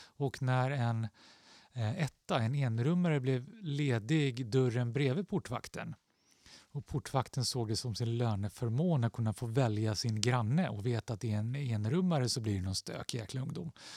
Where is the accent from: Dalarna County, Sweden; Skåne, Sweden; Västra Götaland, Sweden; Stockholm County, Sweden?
Stockholm County, Sweden; Stockholm; jag växte upp i Axelsberg, två tunnelbanestationer från Aspudden